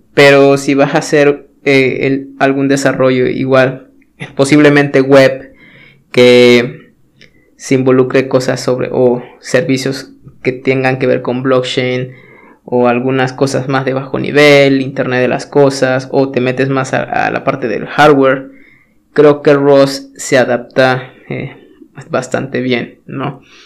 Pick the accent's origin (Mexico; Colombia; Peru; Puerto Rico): Mexico; yo soy de México